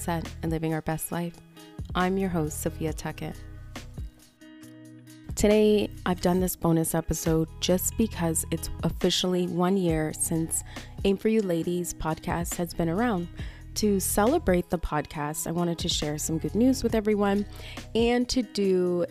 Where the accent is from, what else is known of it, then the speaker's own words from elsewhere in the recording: Canada; I'm Canadian